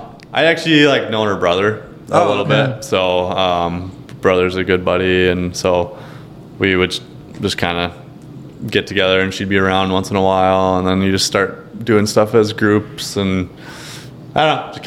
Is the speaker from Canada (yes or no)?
yes; Canada; Being Canadian did not help my draw making the NBA.